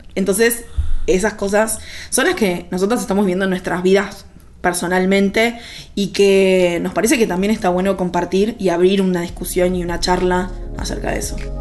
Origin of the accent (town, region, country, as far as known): Argentina